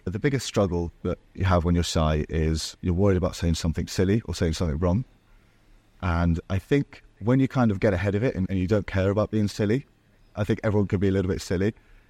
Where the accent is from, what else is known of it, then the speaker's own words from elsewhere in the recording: Marbella, Andalusia, Spain; accent: English; also born or lived in Portugal; I was born in Portugal and then grew up in Marbella, which is in the south of Spain.